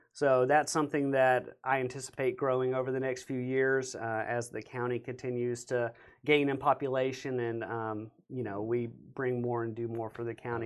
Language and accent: English; Beaumont, Texas, United States; born or raised there